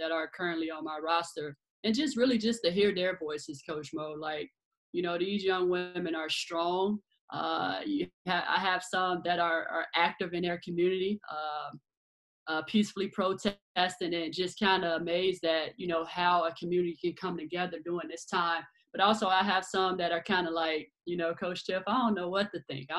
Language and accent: English; Chicago, Illinois, United States; born and raised in Chicago